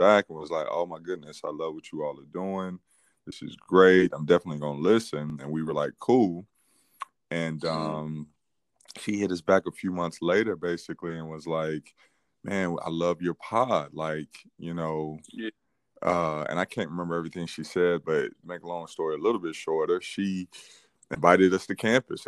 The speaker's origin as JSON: {"language": "English", "town": "Fayetteville", "region": "North Carolina", "country": "United States", "moved": "yes", "lives_now": "Columbia", "said": "I'm from Fayetteville, North Carolina."}